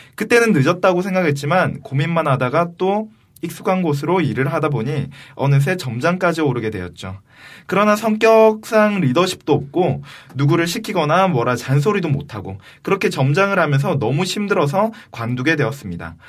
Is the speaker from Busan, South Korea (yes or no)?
yes; Busan, South Korea; accent: Busan dialect; moved away; 제가 아무래도 출신이 부산에서 왔다 보니까